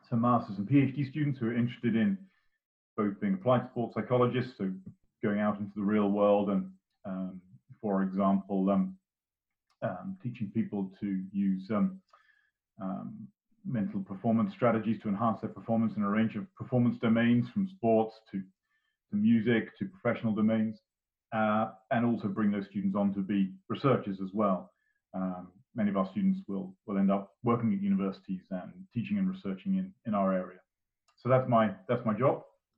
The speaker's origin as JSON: {"language": "English", "region": "England", "country": "United Kingdom", "moved": "as an adult", "lives_now": "Florida, United States", "said": "I never worked as an adult back in my home country in England"}